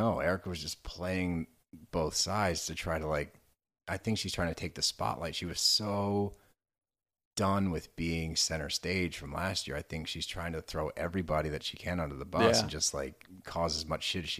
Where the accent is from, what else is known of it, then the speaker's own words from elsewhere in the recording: Texas, United States; I grew up in Texas frequently.